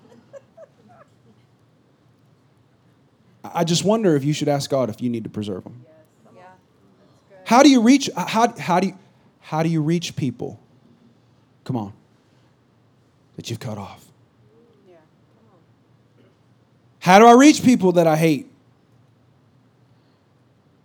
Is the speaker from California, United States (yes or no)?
yes; California, United States; also born or lived in Missouri; now in South Texas, United States; I'm from California.